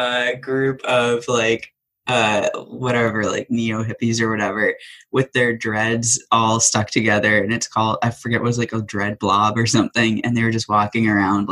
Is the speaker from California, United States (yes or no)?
no; Storrs, Connecticut, United States; moved away as an adult; now in Chicago, United States; I'm originally from Storrs, Connecticut, but I lived my last 14 years of my life in Chicago